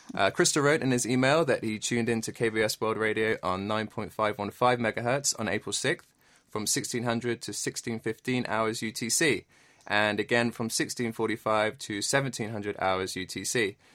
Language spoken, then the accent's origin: English; Bournemouth, South West England, United Kingdom; moved away as an adult; also born or lived in London; now in Korea; I was born in a beautiful town on the south coast. It's called Bournemouth